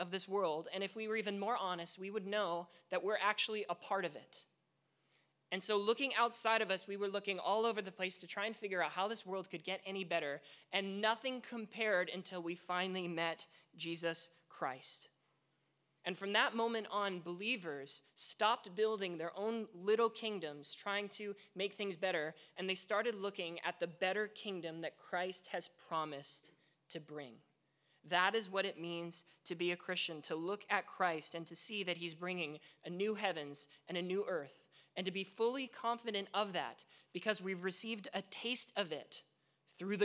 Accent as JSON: {"language": "English", "town": "Vancouver", "region": "British Columbia", "country": "Canada", "tie": "born or raised there", "moved": "yes", "said": "I grew up in Vancouver"}